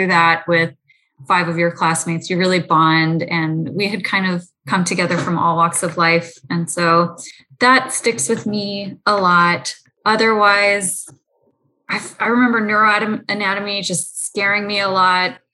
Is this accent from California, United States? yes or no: yes; San Francisco Bay Area, California, United States; grew up in the San Francisco Bay Area